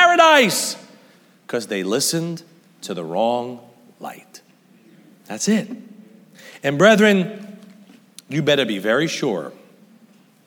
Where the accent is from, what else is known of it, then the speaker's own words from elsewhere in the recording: United States; I'm an American.